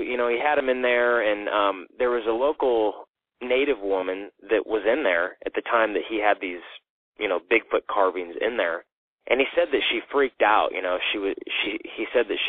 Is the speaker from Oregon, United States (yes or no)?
yes; Hood River, Oregon, United States; I grew up in Hood River, Oregon